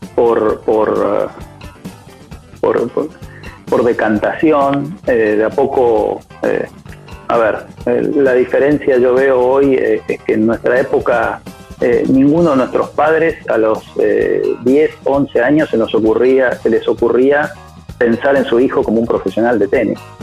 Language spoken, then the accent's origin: Spanish; Rosario, Santa Fe, Argentina; also born or lived in Misiones; nací en Misiones y a los tres años, cuatro, me vine a, Rosario. Mi familia se, se, mudó a Rosario